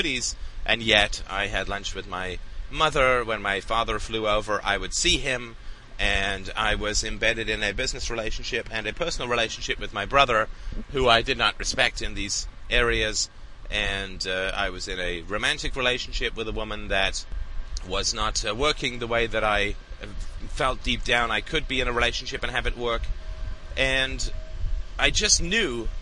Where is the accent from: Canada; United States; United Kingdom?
United Kingdom; England; I grew up in England, went to boarding school